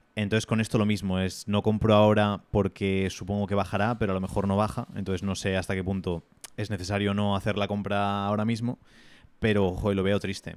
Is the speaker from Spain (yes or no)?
yes; Spain; somos tan sumisos como sociedad española